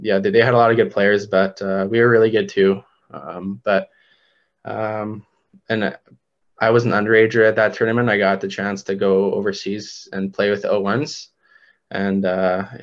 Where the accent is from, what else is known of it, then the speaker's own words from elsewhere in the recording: Canada; as a Canadian kid and just growing up playing hockey